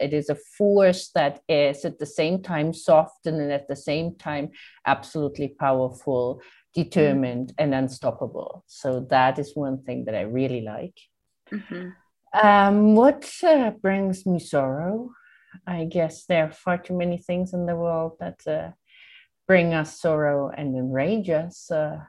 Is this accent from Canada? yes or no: no; Italy; moved away as an adult; now in Palestine; I'm not Palestinian, I came from Italy to Palestine in 2002